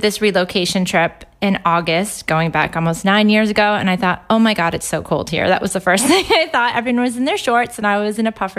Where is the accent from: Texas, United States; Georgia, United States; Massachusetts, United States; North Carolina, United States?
Massachusetts, United States; Boston; moved away as an adult; also born or lived in Florida; now in Stony Stratford, United Kingdom; I'm from America, from Boston. I lived in Florida for 10 years. I was supposed to be here for 2 years, but that's turned into 9 years now.